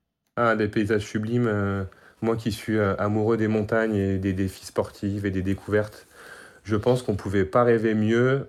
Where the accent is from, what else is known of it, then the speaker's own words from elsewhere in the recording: Brest, Brittany, France; now in Savoie, France; j'ai trente-sept ans, je suis de Brest